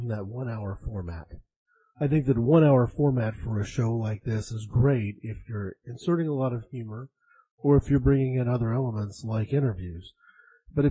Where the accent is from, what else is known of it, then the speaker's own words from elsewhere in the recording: United States; I'm an American